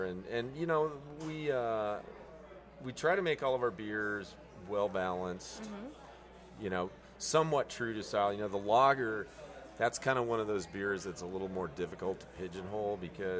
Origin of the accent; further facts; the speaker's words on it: Denver, Colorado, United States; moved away; I'm from Denver and love the mountains up there.